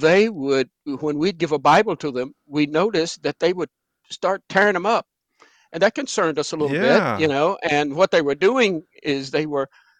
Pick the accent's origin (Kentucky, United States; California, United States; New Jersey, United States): Kentucky, United States; Danville; Danville, Kentucky, my hometown.